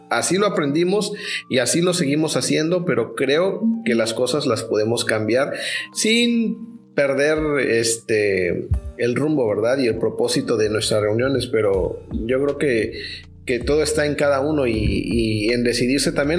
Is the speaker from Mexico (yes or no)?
yes; Mexico; yo como mexicano